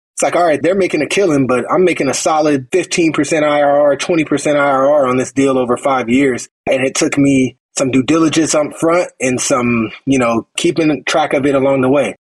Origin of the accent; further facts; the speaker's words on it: Phoenix, Arizona, United States; I'm from Phoenix, Arizona